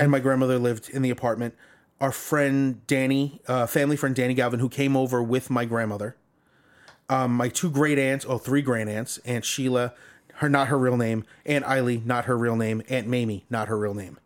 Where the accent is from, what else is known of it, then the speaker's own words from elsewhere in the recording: Long Island, New York, United States; I come from Long Island